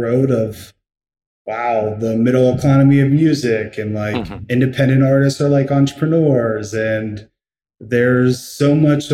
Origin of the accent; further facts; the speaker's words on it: Pittsburgh, Pennsylvania, United States; I was born in Pittsburgh, Pennsylvania. Currently, that's where I live now